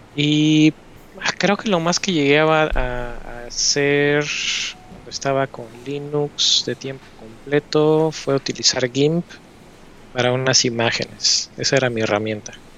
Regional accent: Puebla, Mexico; moved away as an adult; now in United States; llevo viviendo en Estados Unidos desde el 2011, pero soy poblano

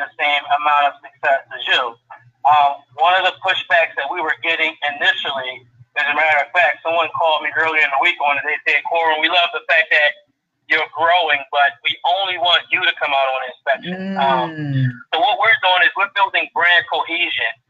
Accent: Philadelphia, Pennsylvania, United States; I'm born and raised in North Philadelphia, went off into the Marine Corps for many years

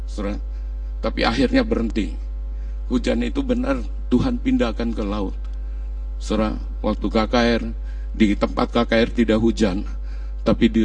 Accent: Kudus, Central Java, Indonesia; Ini Kudus, kota Kudus. Ya Aku orang Kudus.

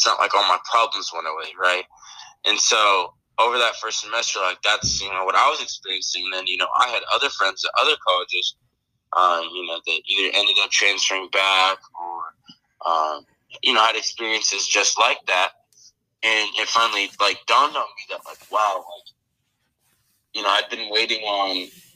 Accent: Washington, United States; moved away as an adult; also born or lived in Arizona; I grew up in Washington.

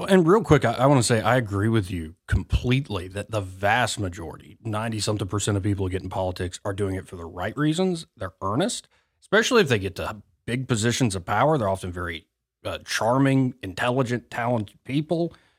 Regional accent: Montgomery, Alabama, United States; I was born and raised in Montgomery, Alabama

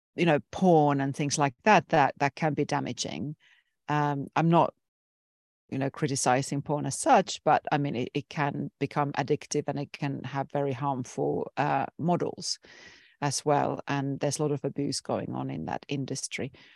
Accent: Finland; I come from Finland, which is a very liberal Nordic country in Europe

